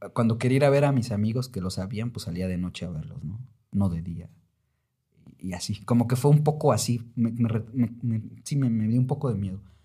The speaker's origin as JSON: {"language": "Spanish", "region": "Oaxaca", "country": "Mexico", "tie": "born or raised there", "also_born_or_lived": "Mexico City", "said": "yo había sido de Oaxaca desde que nací en la Ciudad de México"}